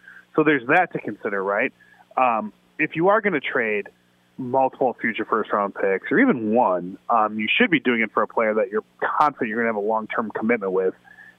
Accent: Chicago, Illinois, United States; I mean, I'm a Chicagoan, so to me, a hot dog is a delicacy, right?

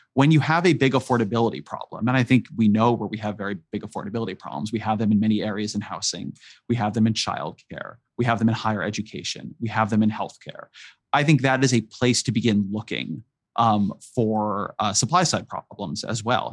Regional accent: Irvine, California, United States; also born or lived in San Francisco, California; I come from California. I grew up in Irvine, California

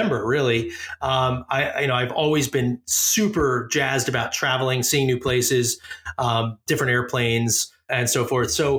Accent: Philadelphia, Pennsylvania, United States; I grew up in Philly.

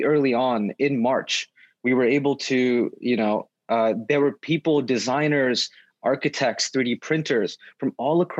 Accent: Poughkeepsie, New York, United States; I'm from Poughkeepsie, New York. It's about 2 hours upstate from New York City

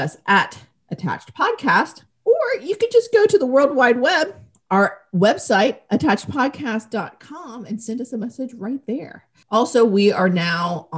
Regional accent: Georgia, United States; moved away as an adult; also born or lived in Florida / Chicago; now in Knoxville, United States; I grew up in Georgia. Lived some time in Florida. The furthest north I've ever lived was Chicago

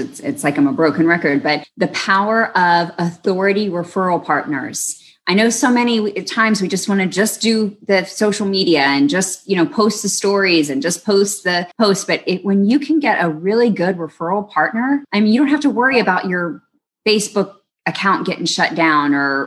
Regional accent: Arlington, Texas, United States; I grew up in Arlington

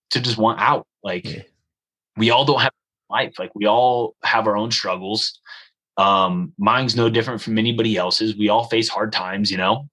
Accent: United States; I'm from America

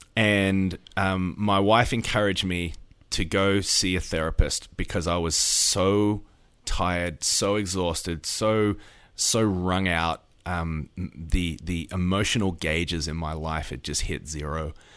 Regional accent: Australia; now in United States; I'm an Australian

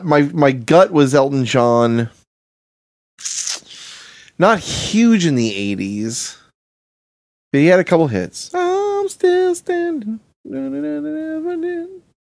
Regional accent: London, United Kingdom; I'm from London. I'm from Britain.

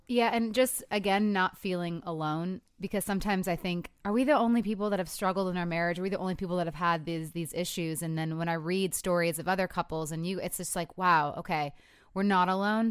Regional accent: Michigan, United States; I'm from Michigan, too

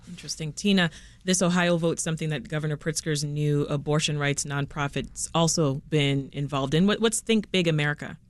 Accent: Canada; now in Chicago, United States; I'm still Canadian, you know, all the way

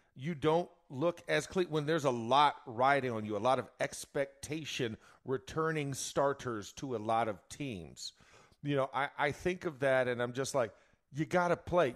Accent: Florida, United States; I'm from Florida

